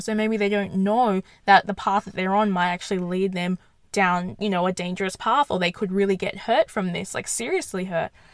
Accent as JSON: {"language": "English", "town": "Perth", "region": "Western Australia", "country": "Australia", "said": "I'm in I'm from Perth"}